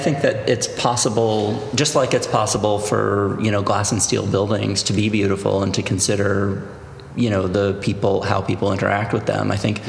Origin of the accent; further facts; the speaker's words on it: New York City, New York, United States; I grew up in New York City